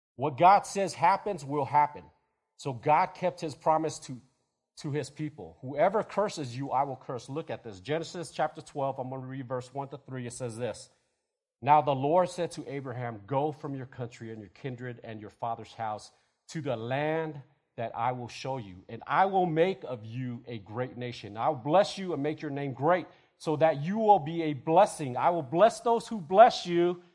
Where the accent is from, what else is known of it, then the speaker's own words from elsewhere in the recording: United States; we're Americans